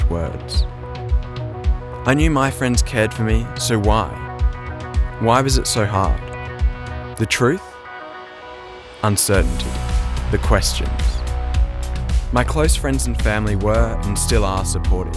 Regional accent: Ulverstone, Tasmania, Australia; My hometown of Ulverston still lacks public role models

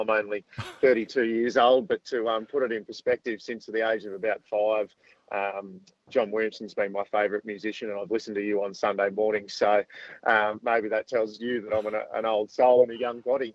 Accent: Southern Riverina, New South Wales, Australia; I grew up in the Southern Riverina with an association with farming through the family

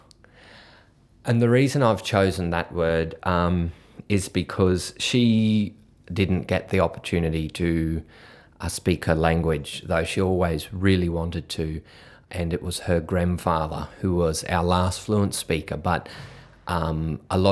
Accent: Bundaberg, Queensland, Australia; I'm a Gurangarang and Tarabalang man, and I come from Bundaberg

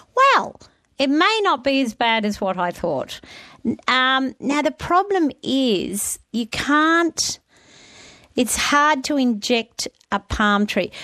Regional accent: New South Wales, Australia; I grew up in New South Wales

